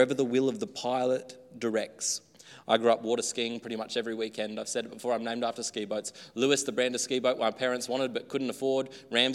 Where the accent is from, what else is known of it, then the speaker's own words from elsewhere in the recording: Australia; Growing up in the country, I guess here too, very native land, Australia